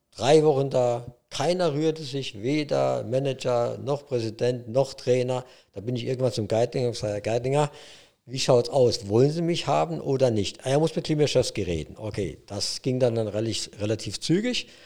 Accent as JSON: {"language": "German", "town": "Einöd", "region": "Saarland", "country": "Germany", "tie": "born or raised there", "said": "Jo, das ist meine Heimat. Äh, ich bin da geboren, aufgewachsen, äh, Fünf Kilometer entfernt FC Homburg, das war meine erste Spielerstation im bezahlten Fußball. Groß geworden natürlich beim SV Einöd Ingweiler, so heißt der kleine Verein."}